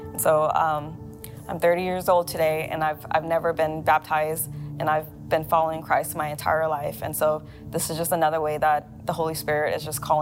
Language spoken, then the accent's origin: English; Thailand; moved away; also born or lived in Laos; I was born in Thailand, but my family are from Laos